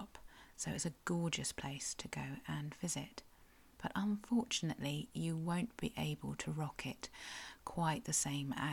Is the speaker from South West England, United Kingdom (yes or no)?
yes; South West England, United Kingdom; I'm a Cornish writer and blogger